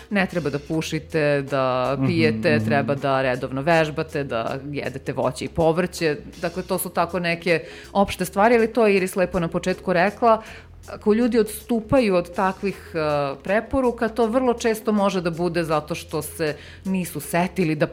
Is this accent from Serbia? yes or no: yes; Serbia